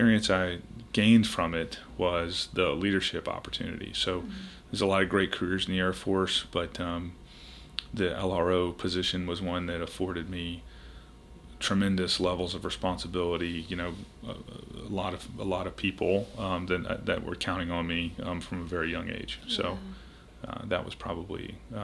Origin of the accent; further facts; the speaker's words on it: Richmond, Virginia, United States; moved away as an adult; also born or lived in Charleston, South Carolina; I grew up in Richmond, Virginia